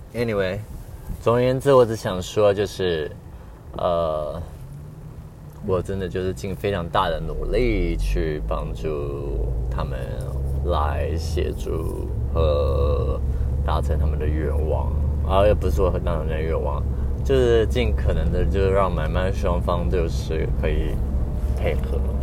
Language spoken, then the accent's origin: Chinese; northern Taiwan, Taiwan; 我是北部人